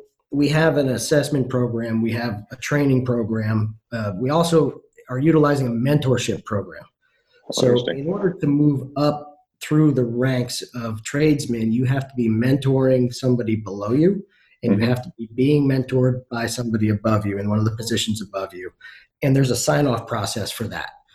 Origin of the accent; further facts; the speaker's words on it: Northeast, United States; now in Houston, United States; I come from the Northeast